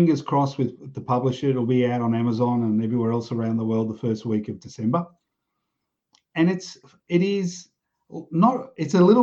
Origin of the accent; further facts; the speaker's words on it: Australia; I grew up in pubs in Australia.